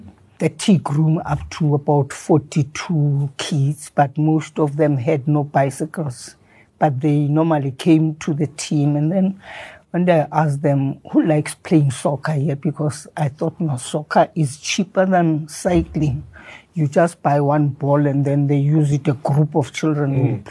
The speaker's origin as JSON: {"language": "English", "town": "Soweto", "region": "Gauteng", "country": "South Africa", "tie": "born or raised there", "said": "I grew up in Soweto."}